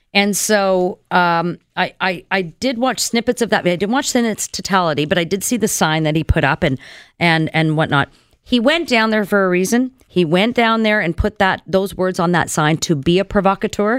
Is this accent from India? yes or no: no; Canada; we as Canadian citizens